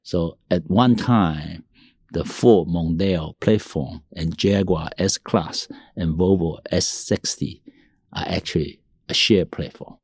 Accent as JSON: {"language": "English", "country": "Taiwan", "tie": "born or raised there", "also_born_or_lived": "Tainan, Taiwan", "said": "I, uh, was born in Taiwan. I was raised with, uh, Mandarin, Taiwanese, uh, Japanese, uh, you know, English environment."}